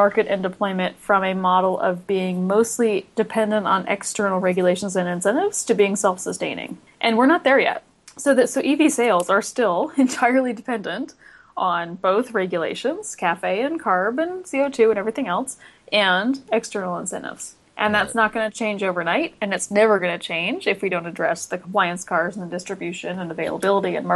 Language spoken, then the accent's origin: English; Los Angeles, California, United States; I'm one of the, I don't know, two or three of us that are natives of the Los Angeles area.